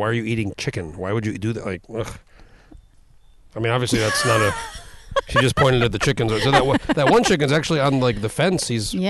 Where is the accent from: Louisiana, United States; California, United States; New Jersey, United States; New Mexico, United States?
New Mexico, United States; I grew up in New Mexico where it was hot.